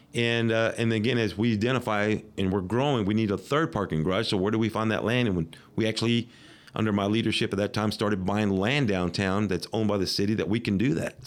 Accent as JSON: {"language": "English", "town": "Midland", "region": "Texas", "country": "United States", "tie": "born or raised there", "said": "this is my hometown"}